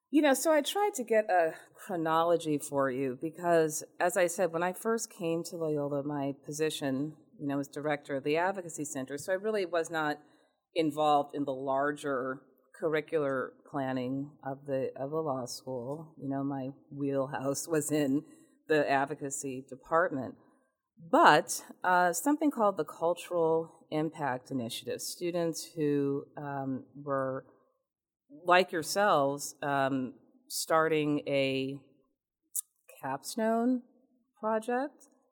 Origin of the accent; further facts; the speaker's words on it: Newton, Massachusetts, United States; also born or lived in Richmond, Virginia / Louisiana / New Jersey; I grew up in Newton, Massachusetts